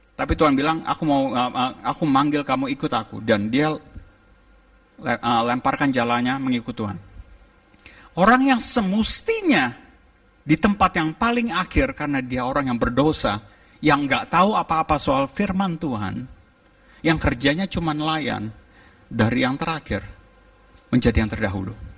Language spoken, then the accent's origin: Indonesian; Jakarta, Indonesia; also born or lived in Melbourne; saya dari Jakarta